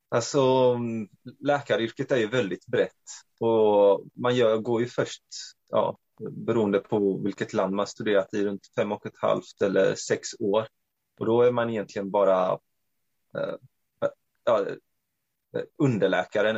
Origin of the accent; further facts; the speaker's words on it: Växjö, Kronoberg County, Sweden; also born or lived in Norway / Romania; född och uppvuxen här i Sverige, men till eh, ungerska föräldrar. Ehm, jag eh, har i princip bott på samma ställe hela mitt liv. Nere i södra Sverige, i Växjö